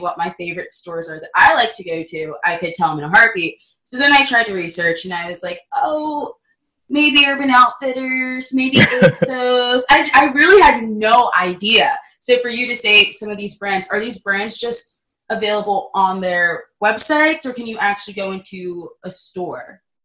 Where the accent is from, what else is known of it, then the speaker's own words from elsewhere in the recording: New Jersey, United States; I'm from South Jersey.